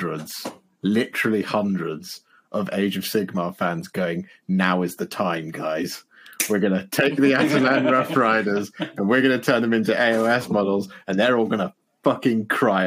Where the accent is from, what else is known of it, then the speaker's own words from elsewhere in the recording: West Country, South West England, United Kingdom; I hail from the West Country. I grew up as a country bumpkin